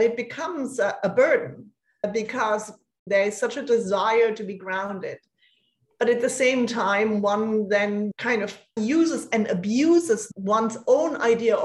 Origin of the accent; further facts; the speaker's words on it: Germany; accent: German; English is a second language; moved away as an adult; also born or lived in Copenhagen, Denmark; I left Germany after high school quite quickly and studied in Denmark, in Copenhagen